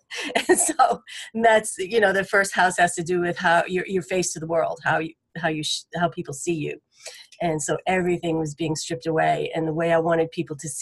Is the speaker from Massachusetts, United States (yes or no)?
yes; Boston, Massachusetts, United States; moved away as an adult; now in Nashville, United States; I'm from Boston originally. And so I've been here about 20 years now